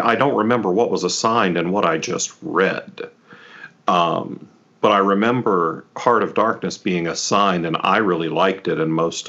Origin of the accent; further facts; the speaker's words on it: North Carolina, United States; I'm from North Carolina.